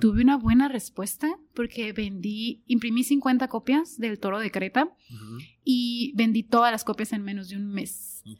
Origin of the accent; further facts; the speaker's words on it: Tijuana, Baja California, Mexico; yo soy orgullosamente tijuanense